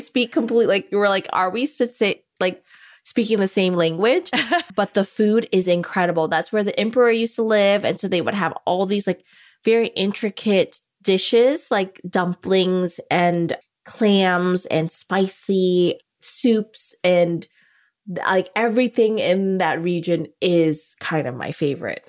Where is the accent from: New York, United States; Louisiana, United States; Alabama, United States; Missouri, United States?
Louisiana, United States; New Orleans; I come from New Orleans